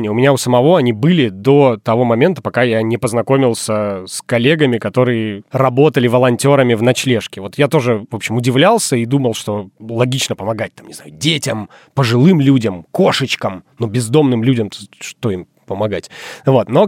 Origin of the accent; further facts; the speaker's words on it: Izhevsk, Udmurtia, Russia; Да хуй вы, я из Ижевска.